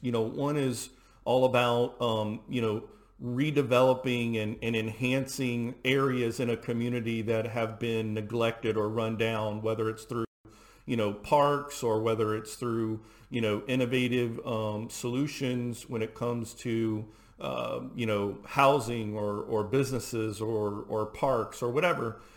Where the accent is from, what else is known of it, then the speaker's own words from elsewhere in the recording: Houston, Texas, United States; I grew up in Houston, Texas